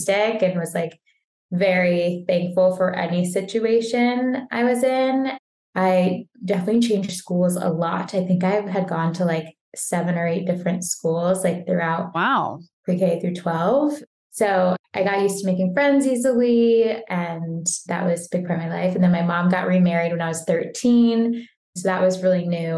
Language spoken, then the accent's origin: English; Tampa, Florida, United States; moved away as an adult; also born or lived in Boston area / Egypt (ancestry); now in New York City, United States; I grew up in Tampa, Florida